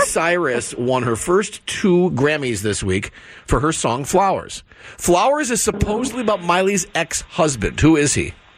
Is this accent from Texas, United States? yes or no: no; Apple Valley, Minnesota, United States; now in San Diego, United States; I am from Apple Valley, Minnesota